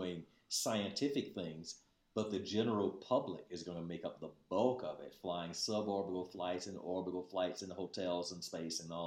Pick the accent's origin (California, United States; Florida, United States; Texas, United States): Florida, United States; Miami; moved away as an adult; I'm a Floridian by background. I was actually born and raised in Miami